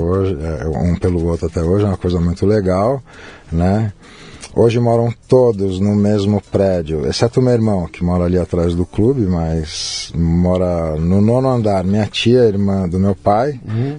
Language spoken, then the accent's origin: Portuguese; São Paulo, Brazil; moved away as an adult; now in Rio de Janeiro, Brazil; Eu nasci aqui em São Paulo. Paulista. Né? É. É, lá na Promatre, na Joaquim Eugênio de Lima. Uhum. Vivi aqui sempre